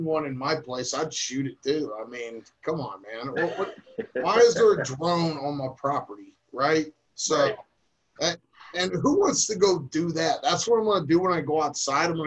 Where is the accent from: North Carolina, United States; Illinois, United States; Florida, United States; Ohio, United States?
Ohio, United States; Akron; I grew up in Akron